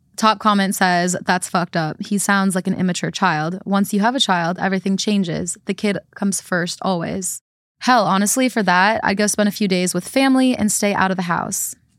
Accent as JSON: {"language": "English", "region": "Midwest", "country": "United States", "tie": "born or raised there", "said": "growing up in the Midwest"}